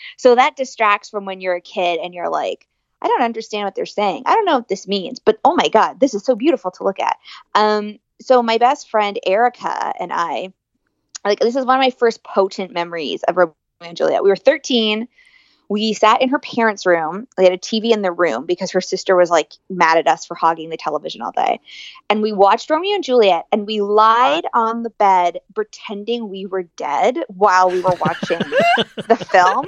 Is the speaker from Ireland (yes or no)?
yes; Ireland; I'm Irish